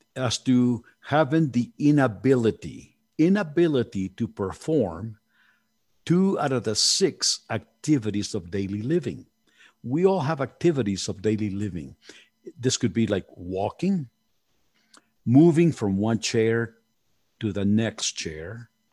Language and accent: English; Mexico City, Mexico; moved away; I was born in Mexico City, and you know, we are very family oriented